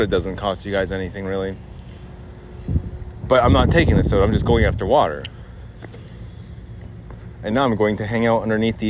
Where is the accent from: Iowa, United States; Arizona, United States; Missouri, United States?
Arizona, United States; I grew up here in Arizona, born and raised.